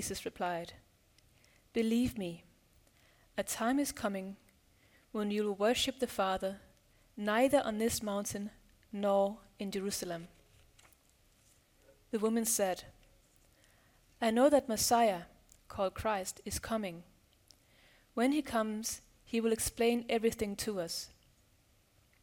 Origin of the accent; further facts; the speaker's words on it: Denmark; I'm from Denmark